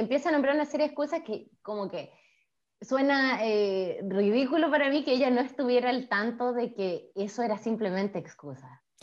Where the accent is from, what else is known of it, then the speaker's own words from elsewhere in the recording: Nogales, Valparaíso, Chile; moved away as an adult; now in Canada; Pues yo soy de Valparaíso también, yo soy de Nogales